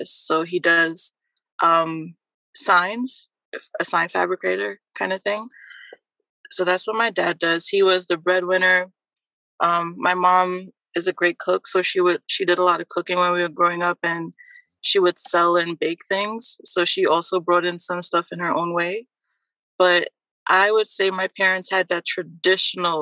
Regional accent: Trinidad & Tobago; now in New Jersey, United States; nationality-wise, I am a Trinidadian, born in Trinidad and Tobago.

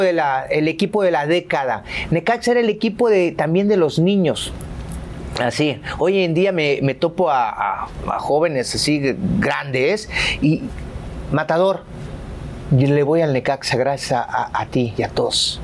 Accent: Jarocho, Veracruz, Mexico; also born or lived in Poza Rica; soy jarocho

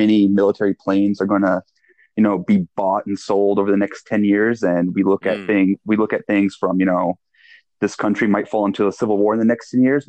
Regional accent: Michigan, United States; now in Washington, D.C., United States; I am a transplant from Michigan. I now live in Washington, D.C.

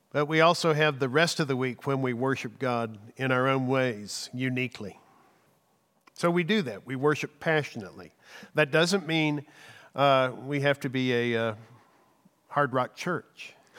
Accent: Texas, United States; I love being a Texan

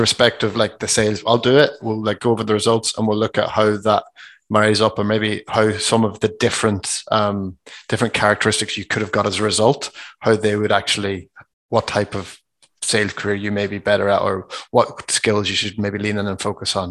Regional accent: Ireland; We're just from Ireland

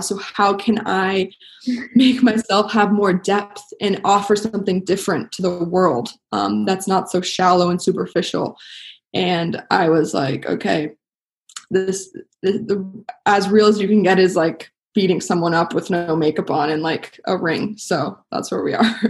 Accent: Los Angeles, California, United States; My dad is a famous actor, and so I grew up like in Hollywood

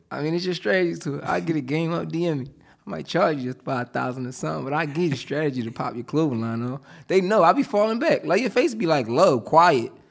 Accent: Upper Darby, Pennsylvania, United States; also born or lived in Philadelphia; I'm from, like, Upper Derby, Harrietown area

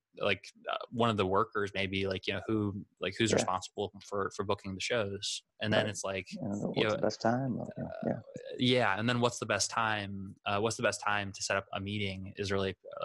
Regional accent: South Dakota, United States; now in Orlando, United States; because I moved here, so I don't technically like I came from South Dakota, so I don't have a lot of like, you know, friends nearby that are performing out live.

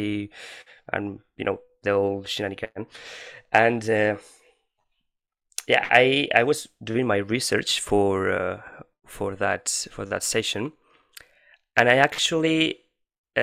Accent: Valencia, Valencian Community, Spain; I'm from Spain

